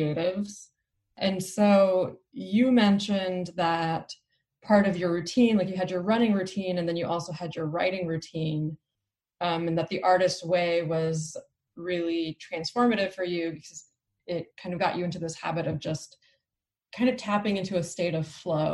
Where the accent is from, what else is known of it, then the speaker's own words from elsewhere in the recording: Albuquerque, New Mexico, United States; now in Oakland, United States; I live in Oakland, California. I grew up in Albuquerque, New Mexico